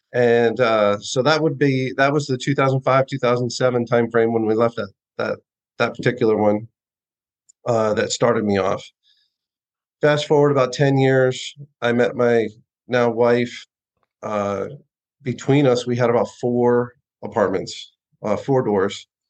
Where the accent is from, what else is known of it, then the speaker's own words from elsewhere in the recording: Austin, Texas, United States; we're from Austin, Texas.